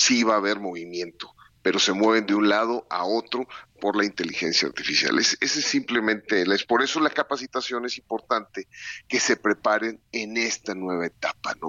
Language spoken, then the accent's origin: Spanish; Mexico; somos industriales mexicanos